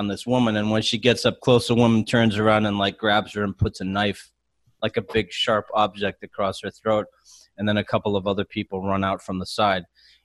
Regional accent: Chicago, Illinois, United States; I'm from Chicago.

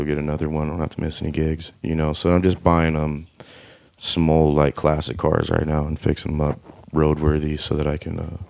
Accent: Arizona, United States; I'm from Arizona.

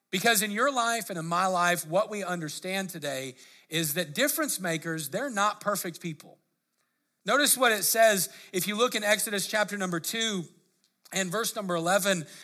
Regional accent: Lakewood, United States; grew up in Lake, or, you know, in Lakewood as a teenager

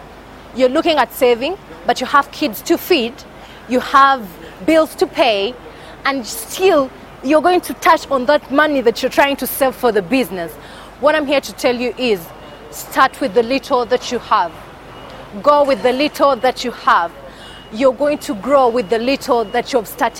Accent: Kampala, Central Region, Uganda; I'm from Uganda, Kampala.

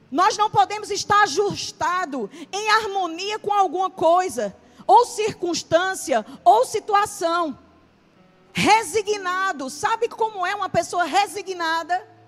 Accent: Paraíba, Brazil; A gente veio do sertão da Paraíba ao encontro de muita tempestade. Então, todas as vezes que nós íamos à família para Campina Grande, nós nem cogitávamos a possibilidade de ir de avião, os cinco.

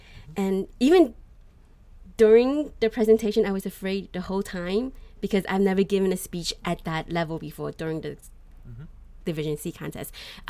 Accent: United States; I grew up here in the United States

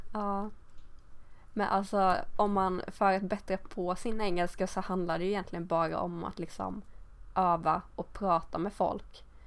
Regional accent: Sweden; accent: Swedish accent in English; jag har väl någon svensk accent i min engelska

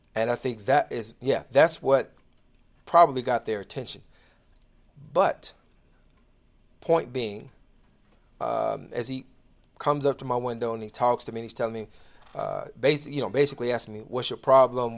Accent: Inglewood, United States; I grew up in the inner city. I grew up in Inglewood

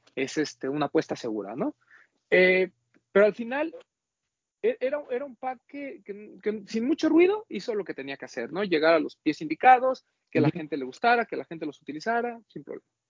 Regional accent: Mexico; nosotros como mexicanos

